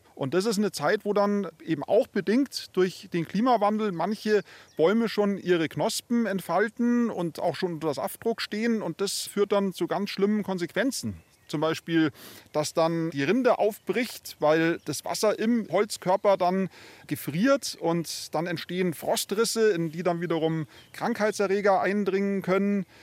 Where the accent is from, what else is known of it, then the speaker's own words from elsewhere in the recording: Munich, Bavaria, Germany; bei uns in München oder bei uns in Bayern